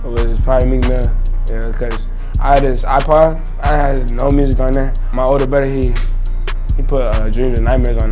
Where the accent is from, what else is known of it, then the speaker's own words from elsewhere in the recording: Seattle, Washington, United States; I'm from Seattle, and I'm 16